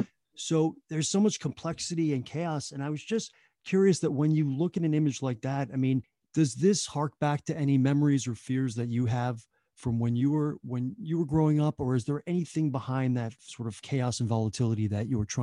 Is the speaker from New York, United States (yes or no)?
yes; Long Island, New York, United States; I grew up on Long Island